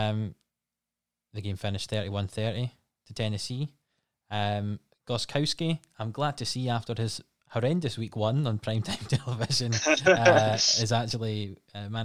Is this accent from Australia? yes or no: no; west coast of Scotland, United Kingdom; we're not American. We come from the west coast of Scotland